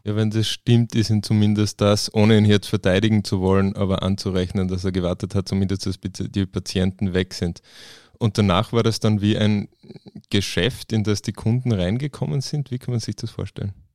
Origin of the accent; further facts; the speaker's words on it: Klagenfurt, Carinthia, Austria; bei uns in Klagenfurt